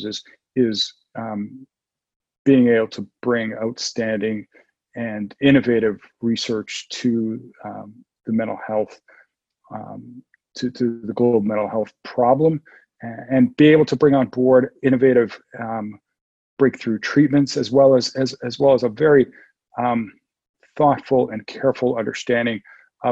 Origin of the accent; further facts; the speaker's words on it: Toronto, Ontario, Canada; moved away as an adult; now in San Diego, United States; I'm from Toronto. I was born and raised in Toronto